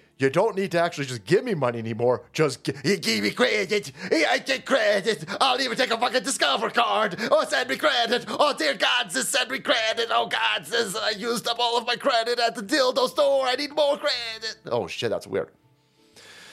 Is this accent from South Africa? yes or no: no; United States; as an American tax chattel